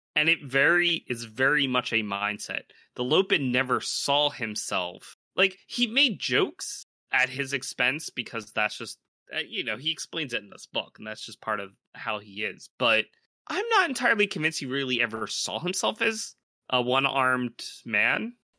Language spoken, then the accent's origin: English; Philadelphia, Pennsylvania, United States; I'm from Philly. I could say yo.